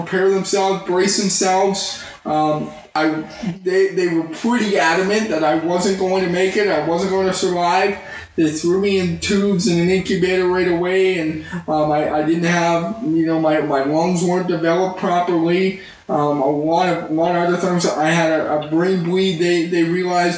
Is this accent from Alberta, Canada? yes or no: yes; Spruce Grove, Alberta, Canada; moved away as an adult; also born or lived in Edmonton; now in California, United States; I grew up, born and raised in Edmonton, actually Spruce Grove